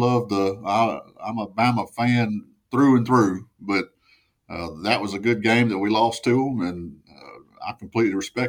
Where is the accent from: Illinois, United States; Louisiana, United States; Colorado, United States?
Louisiana, United States; moved away as an adult; also born or lived in Arkansas / Portland; I am not from Portland. I'm actually born and raised down in Louisiana. I'm an old Louisiana boy